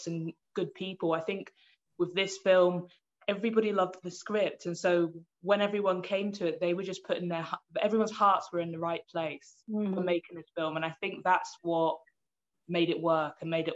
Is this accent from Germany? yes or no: no; United Kingdom; I identify as Black British